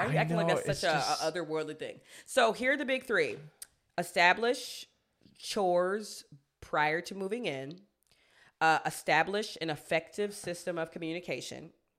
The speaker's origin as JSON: {"language": "English", "country": "South Africa", "said": "I'm South African, and in my family, we practice traditional ceremonies, and we recognize our ancestors"}